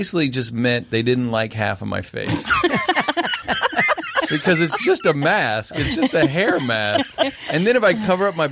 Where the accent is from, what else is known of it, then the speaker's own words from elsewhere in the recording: Arlington, Virginia, United States; I'm from Arlington, Virginia, right outside D.C.